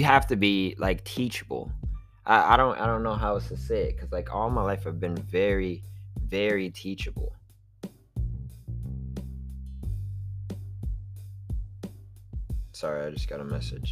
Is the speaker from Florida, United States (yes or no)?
yes; Miami Beach, Florida, United States; growing up on South Beach